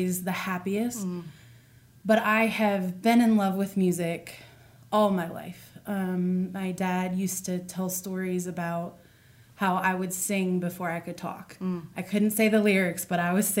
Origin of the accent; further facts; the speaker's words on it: Broadway, Virginia, United States; moved away as an adult; also born or lived in New Jersey; now in Shenandoah Valley, United States; I grew up in Folks Run and was raised pretty much in Broadway, graduated from Broadway High School.